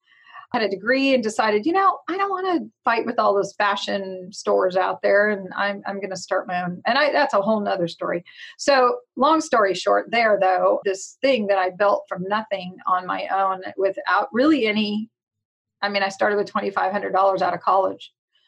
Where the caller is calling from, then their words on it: Stockton, California, United States; Big town. Actually, we do have almost 400,000 people. Stockton, California.